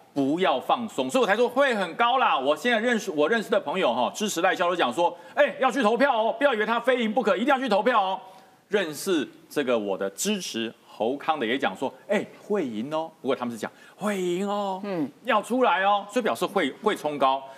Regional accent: Taipei, Taiwan; moved away; 我是台北市出生的，我每年回来看我母亲

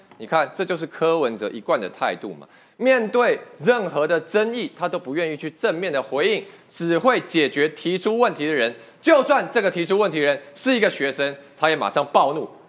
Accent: United States; born there; 我自己过去我在美国出生，我有美国国籍，我也放弃啊。

